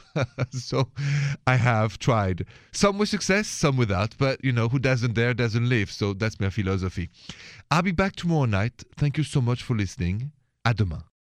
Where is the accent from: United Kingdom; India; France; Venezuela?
France; accent: French; moved away as an adult; now in United States; I'm an American too, even if I have a French accent, I've been here 20 years